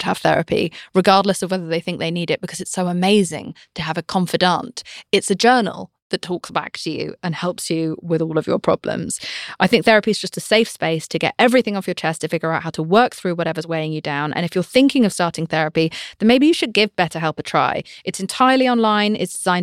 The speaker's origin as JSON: {"language": "English", "country": "United Kingdom", "said": "I'm British"}